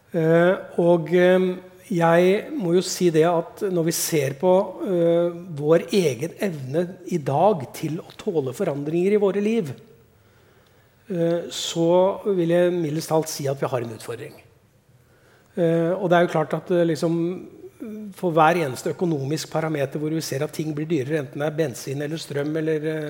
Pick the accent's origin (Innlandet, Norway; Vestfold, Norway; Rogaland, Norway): Innlandet, Norway; Elverum; Terningmoen er bra, det er der jeg kommer fra